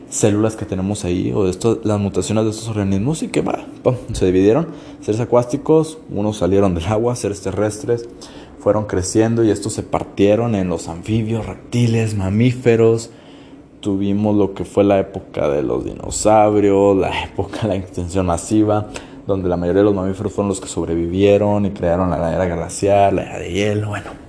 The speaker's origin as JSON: {"language": "Spanish", "country": "Mexico", "said": "yo soy de México, entonces este, en México tenemos muchas locaciones donde las pinturas rupestres todos alaban a cosas que caen del cielo, dioses."}